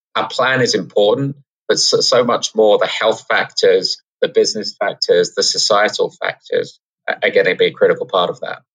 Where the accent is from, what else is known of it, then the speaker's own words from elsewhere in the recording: England, United Kingdom; now in New York City, United States; we're um, we're from England